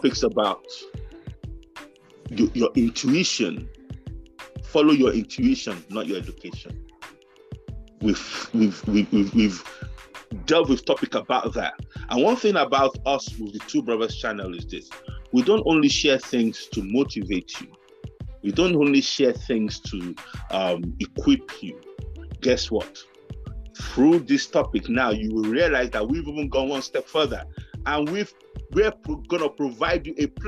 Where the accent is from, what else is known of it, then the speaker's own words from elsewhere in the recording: Nigeria; moved away; we lived with growing up in Africa, growing up in Nigeria